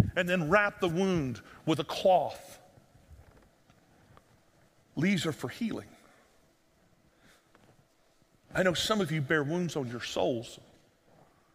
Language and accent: English; United States